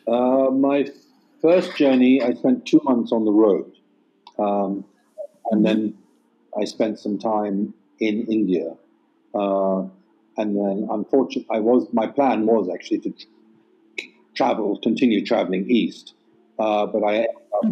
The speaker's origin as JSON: {"language": "English", "region": "England", "country": "United Kingdom", "tie": "born or raised there", "moved": "yes", "said": "growing up in England"}